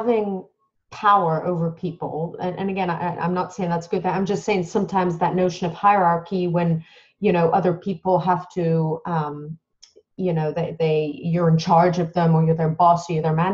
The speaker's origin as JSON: {"language": "English", "region": "Dubai", "country": "United Arab Emirates", "tie": "born or raised there", "said": "I was born in Dubai in the United Arab Emirates."}